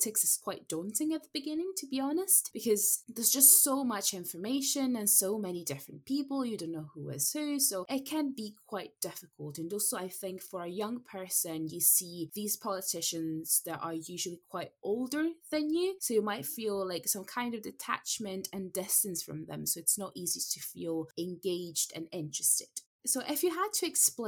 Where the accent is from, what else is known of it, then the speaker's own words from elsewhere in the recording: Italy; now in Scotland, United Kingdom; I'm originally from Italy